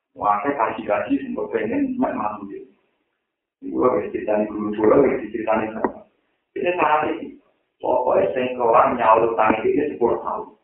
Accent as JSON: {"language": "Indonesian", "region": "Java", "country": "Indonesia", "said": "Aku orang Jawa, orang Jawa"}